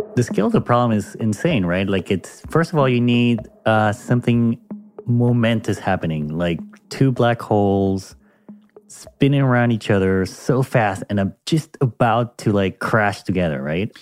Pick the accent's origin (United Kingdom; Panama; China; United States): Panama; my home country of Panama